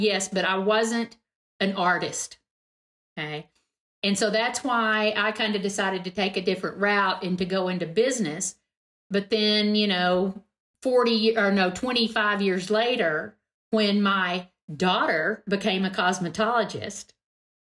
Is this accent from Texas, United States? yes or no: yes; Texas, United States; I'm from Texas